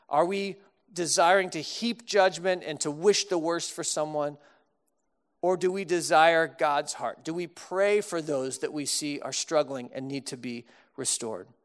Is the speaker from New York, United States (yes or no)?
no; Austin, Texas, United States; now in Chicago, United States; when I moved to Chicago from Texas. I didn't have much of an accent. If you grew up in Austin, you kind of don't really have much of an accent, a few words here and there.